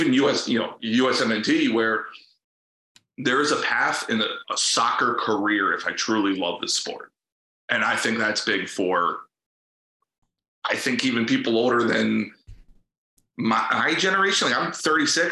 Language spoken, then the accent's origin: English; near the Maryland border, Pennsylvania, United States; moved away as an adult; also born or lived in New Jersey / Lexington, Kentucky; now in Cincinnati, United States; I was born in Jersey. My whole family's from Jersey. And then I moved to Pennsylvania when I was young, and I grew up kind of on the Maryland border.